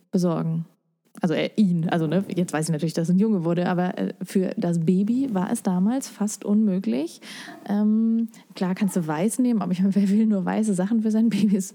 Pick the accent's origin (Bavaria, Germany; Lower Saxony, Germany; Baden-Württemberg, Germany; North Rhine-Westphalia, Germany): Lower Saxony, Germany; ich komm zwar aus Niedersachsen